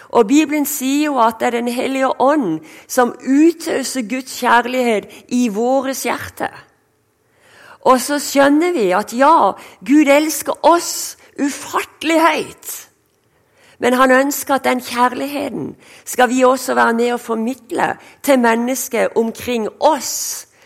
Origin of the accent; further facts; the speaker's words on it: Sørlandet, Norway; accent: Sørlandet (southern Norwegian); also born or lived in Denmark / Kristiansand; som du hører, jeg er sørlending